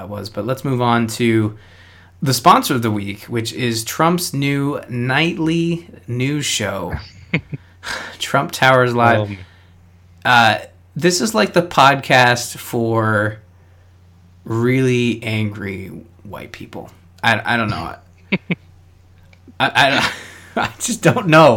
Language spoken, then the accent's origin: English; Canada; I'm a Canadian